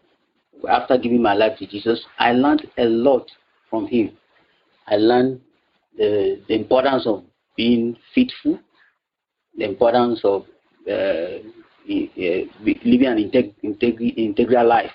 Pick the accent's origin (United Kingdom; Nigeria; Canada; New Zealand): Nigeria; also born or lived in Accra, Ghana; I came to Nigeria to finish my primary school education and continue with my secondary school to my degree level